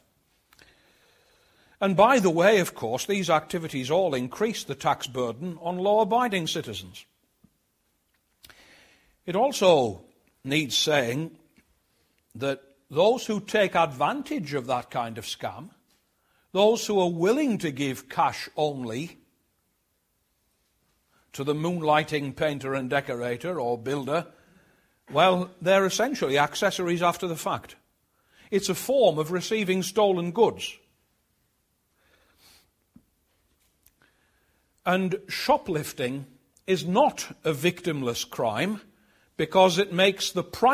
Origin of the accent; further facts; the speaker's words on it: Sunderland, North East England, United Kingdom; growing up in Sunderland, like most people in the old industrial heartland of the Northeast, we thought of ourselves as Geordies.